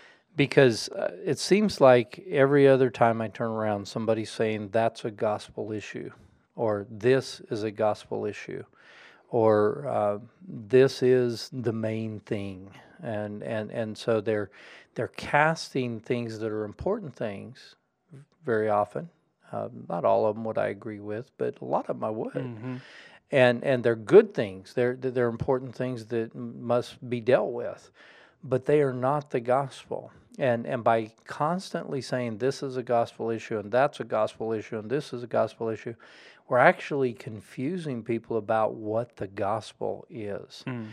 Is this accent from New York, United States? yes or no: no; Colorado, United States; the Catholics I grew up in didn't talk in those terms that I grew up with in Colorado.